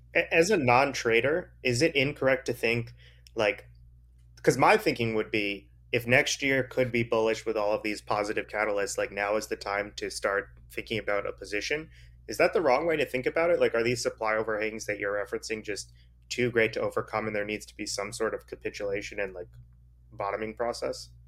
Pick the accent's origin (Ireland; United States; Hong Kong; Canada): United States; East Coast; I'm from the East Coast